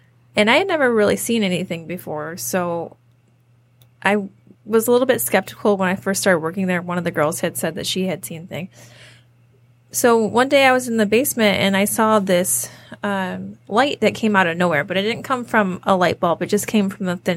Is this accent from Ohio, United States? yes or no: no; Downriver, Michigan, United States; we're from Downriver